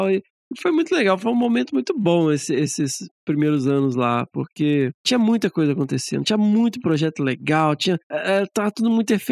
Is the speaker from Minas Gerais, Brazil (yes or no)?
yes; Minas Gerais, Brazil; Como que eu sou mineiro, agonia, né?